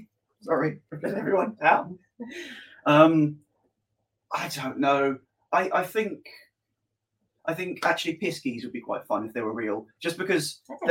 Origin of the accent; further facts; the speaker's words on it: Cornwall, South West England, United Kingdom; moved away; I'm not from Cornwall. I just grew up there.